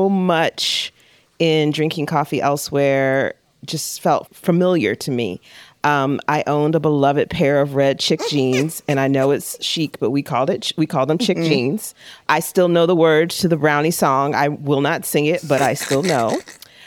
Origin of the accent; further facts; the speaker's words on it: Florida, United States; moved away as an adult; I came from Florida.